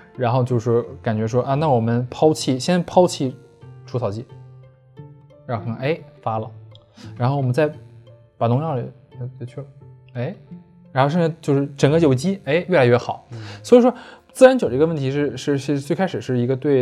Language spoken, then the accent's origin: Chinese; China; 好的，呃，只是因为我们是中国人